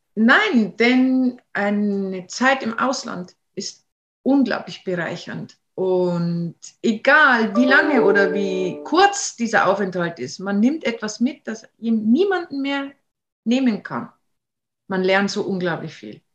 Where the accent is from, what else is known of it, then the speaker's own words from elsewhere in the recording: Bavaria, Germany; moved away as an adult; also born or lived in Denmark; now in Norway; wir sind ja aus Bayern